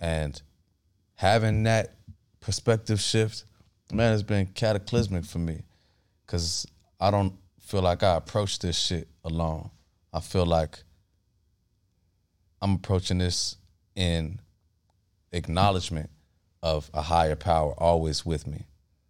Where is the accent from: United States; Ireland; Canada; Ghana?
Ghana; but I'm Ghanaian, so